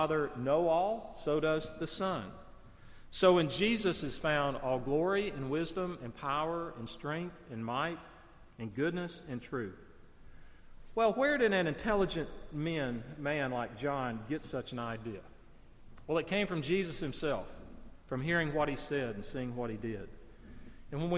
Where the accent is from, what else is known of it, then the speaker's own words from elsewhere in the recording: Gadsden, Alabama, United States; I'm from Gadsden, Alabama.